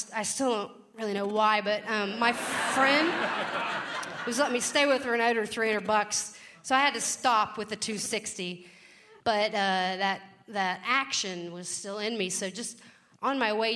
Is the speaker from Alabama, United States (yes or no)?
no; Kentucky, United States; now in Pacific Northwest, United States; I'm from Kentucky. Not the part where they race horses and drink mint juleps. I'm from the part of Kentucky where your moms fist fight in the front yard